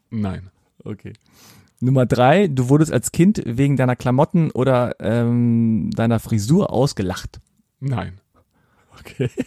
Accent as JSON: {"language": "German", "country": "Germany", "said": "also als Deutscher denkt man sozusagen, ja, Polen, die haben es schlechter oder sind ärmer ja. oder es ist rückständiger als hier bei uns in genau, Deutschland."}